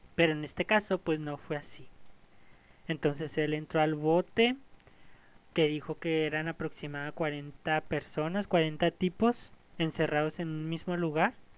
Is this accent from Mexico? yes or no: yes; Ciudad Juárez, Chihuahua, Mexico; yo soy de México, nacido en Ciudad Juárez